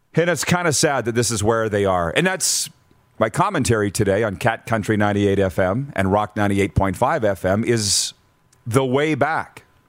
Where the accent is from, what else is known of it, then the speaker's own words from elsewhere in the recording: Milestone, Saskatchewan, Canada; moved away; Milestone Sask. He didn't even know what it was. My hometown